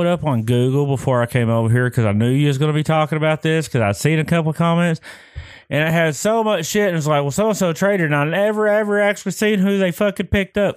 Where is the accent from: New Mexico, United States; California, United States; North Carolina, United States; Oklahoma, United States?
Oklahoma, United States; Lone Grove; I grew up in Lone Grove, so we went to Ardmore